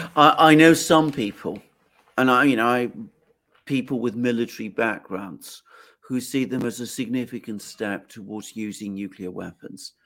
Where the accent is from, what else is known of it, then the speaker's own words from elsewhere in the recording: United Kingdom; speaking as a British person